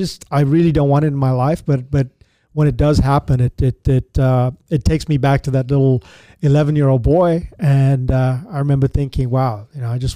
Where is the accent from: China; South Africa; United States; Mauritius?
South Africa; Because I grew up in Africa during the time of apartheid, and it was made very clear to me that I was a brown piece of shit.